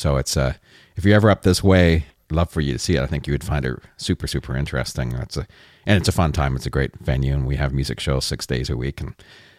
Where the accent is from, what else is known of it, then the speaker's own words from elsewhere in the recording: Canada; I'm Canadian. I'm up here in Canada.